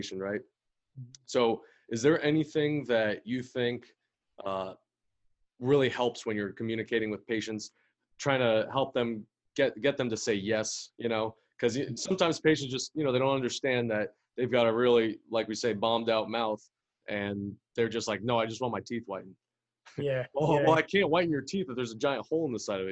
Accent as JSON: {"language": "English", "town": "Orlando", "region": "Florida", "country": "United States", "said": "I'm from Orlando"}